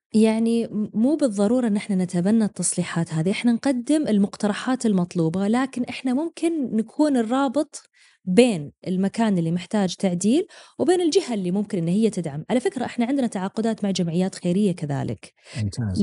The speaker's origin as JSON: {"language": "Arabic", "region": "Eastern Province", "country": "Saudi Arabia", "moved": "as an adult", "said": "انا من الشرقيه واجي يعني انا لا يزالون اهلي بالشرقيه"}